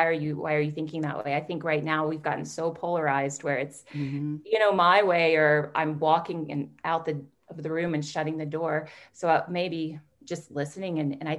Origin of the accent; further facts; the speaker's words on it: Jackson, Mississippi, United States; moved away as an adult; now in Alberta, Canada; So I grew up in Jackson, Mississippi. So Jackson's the capital of Mississippi, but I think at the time, it was around 150,000 people, maybe a little less.